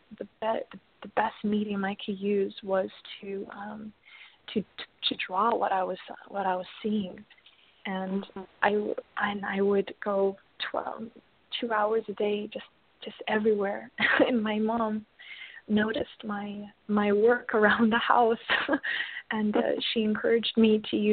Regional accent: Mount Morris, Illinois, United States; I was born in Mount Morris, Illinois, and at the time we were very, very financially poor

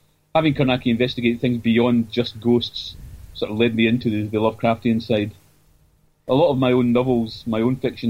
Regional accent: Scotland, United Kingdom; Being a Scot

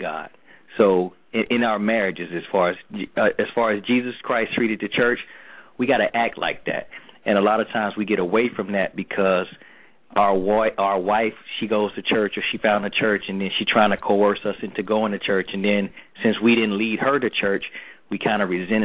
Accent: Atlanta, Georgia, United States; I grew up in Atlanta Projects, you know, Perry Home, in Buckhead, you know, that's where I was from

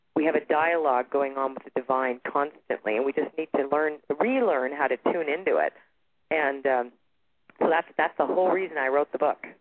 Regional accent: Toronto, Ontario, Canada; born or raised there; now in Sedona, United States

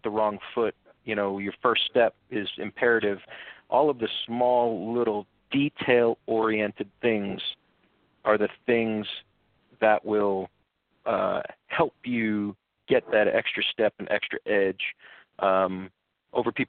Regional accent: Pines Lake, New Jersey, United States; We grew up in Pines Lake, which was a very nice area

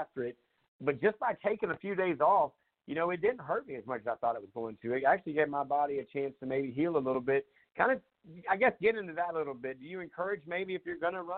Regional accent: Myrtle Beach, South Carolina, United States; I grew up in Myrtle Beach

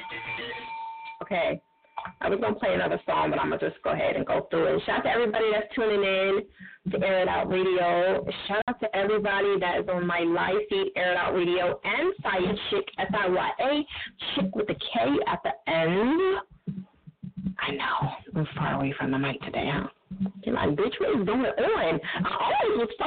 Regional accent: New Jersey, United States; I'm from Jersey

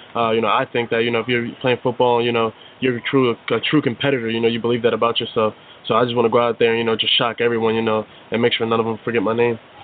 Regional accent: Woodbine, New Jersey, United States; also born or lived in Millville, New Jersey; I'm a Jersey guy born and raised. Uh, I actually grew up in Woodbine, New Jersey

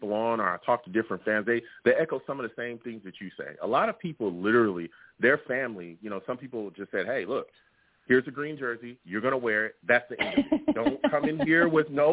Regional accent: California, United States; I am a fan from California

